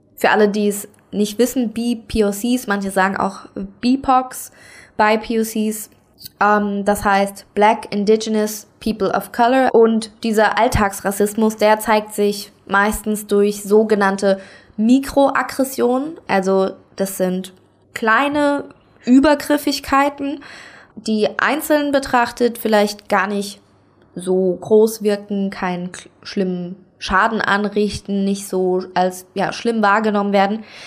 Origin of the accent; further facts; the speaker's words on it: Saarland, Germany; now in Kaiserslautern, Germany; ich komme aus dem Saarland, ich wohne aber aktuell in Kaiserslautern